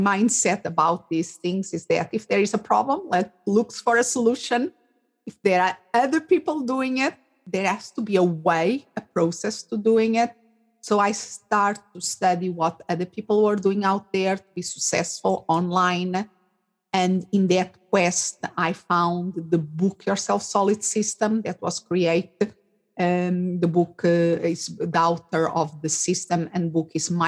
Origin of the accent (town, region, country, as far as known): Portugal; born or raised there; English is a second language; moved away as an adult; also born or lived in England / Spain; now in Phoenix, United States